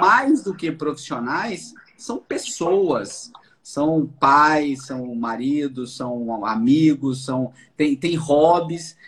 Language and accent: Portuguese; Bahia, Brazil; Eu fui criado na Bahia